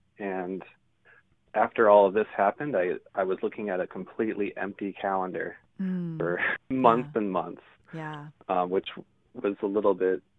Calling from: Iowa City, Iowa, United States; I'm calling from, actually, Iowa City is where I'm based right now.

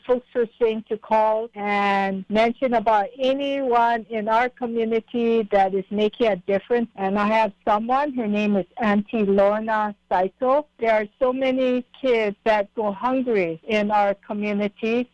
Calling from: Waikoloa Village, Hawaii, United States; I'm calling from Waikoloa Village on Hawaii Island

